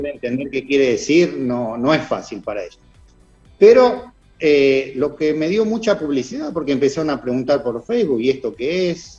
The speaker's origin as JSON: {"language": "Spanish", "town": "Rosario", "region": "Santa Fe", "country": "Argentina", "tie": "born or raised there", "moved": "as an adult", "lives_now": "England", "said": "yo soy rosarino"}